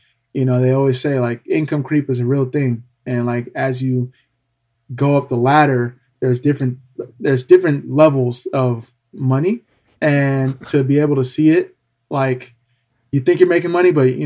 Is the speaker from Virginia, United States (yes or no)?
no; California, United States; growing up in California